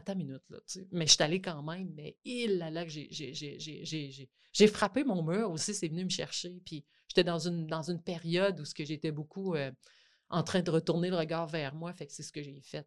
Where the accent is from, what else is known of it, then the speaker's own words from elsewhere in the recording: Côte-Nord, Quebec, Canada; moved away; je viens de la Côte-Nord. je suis retournée retravailler dans mon école